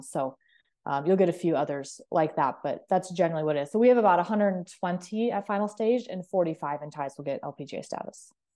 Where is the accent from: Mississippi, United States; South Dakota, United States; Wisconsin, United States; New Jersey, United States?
South Dakota, United States; Clark; moved away; I grew up in Clark, South Dakota, which is a population of twelve hundred people